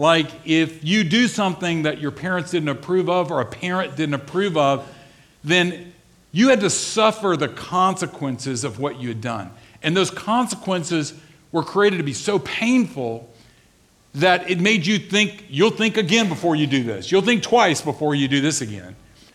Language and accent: English; the South, United States; I grew up in the South